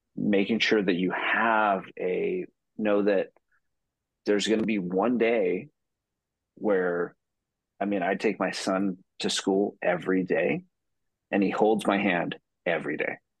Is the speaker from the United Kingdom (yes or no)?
no; Utah, United States; now in San Diego, United States; I'm from San Diego, California, or originally from Utah, but now I live in San Diego